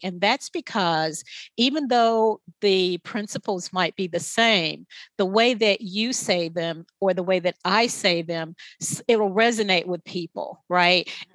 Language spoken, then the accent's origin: English; the South, United States; I'm from the South